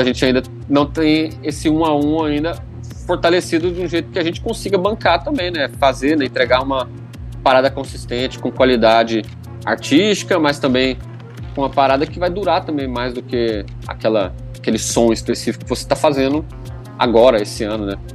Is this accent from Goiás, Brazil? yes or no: yes; Goiânia, Goiás, Brazil; now in Recife, Brazil; Eu que vim, venho de Goiás, né? Uma cidade, Goiânia, que é a capital